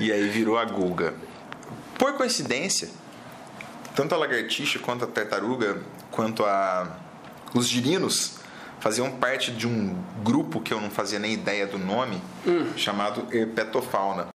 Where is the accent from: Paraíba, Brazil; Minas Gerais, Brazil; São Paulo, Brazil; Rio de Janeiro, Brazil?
Minas Gerais, Brazil; Poços de Caldas; Eu sou mineiro de Poços de Caldas, é sul de Minas